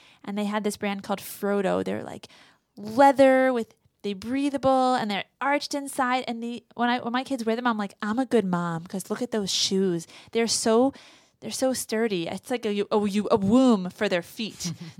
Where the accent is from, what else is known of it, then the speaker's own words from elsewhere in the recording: Russia; I'm from Russia.